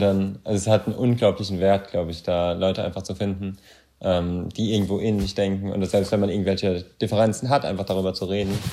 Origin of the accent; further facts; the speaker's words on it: Germany; als Deutscher